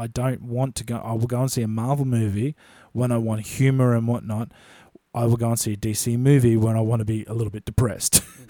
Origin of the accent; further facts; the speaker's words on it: Australia; growing up in Australia